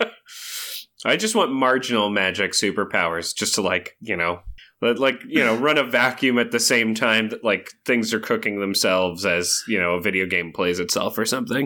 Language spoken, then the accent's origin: English; Chico, California, United States; I was born in Chico, California